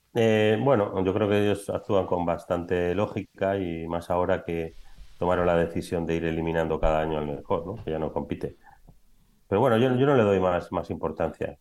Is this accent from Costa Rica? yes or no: no; Biscay, Basque Country, Spain; moved away as an adult; now in Madrid, Spain; realmente soy vizcaíno, que no bilbaíno, porque soy de un pueblo que se llama Zaya, no soy de Bilbao